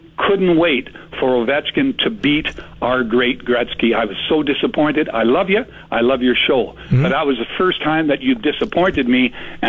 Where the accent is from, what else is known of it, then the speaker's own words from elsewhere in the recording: Scotland, United Kingdom; now in Canada; I'm Scottish.